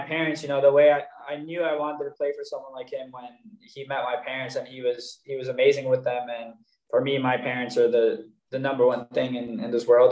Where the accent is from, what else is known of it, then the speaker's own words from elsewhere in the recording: New York, United States; moved away as an adult; also born or lived in Miami; now in Boden, Sweden; growing up in New York and playing against the Red Bulls